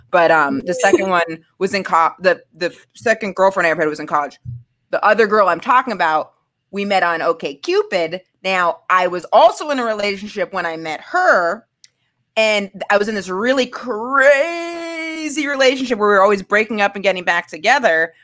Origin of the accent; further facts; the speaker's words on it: Maine, United States; I'm from Maine.